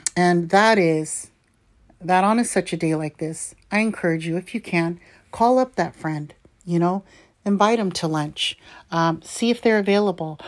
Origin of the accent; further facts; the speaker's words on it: California, United States; native Californian like me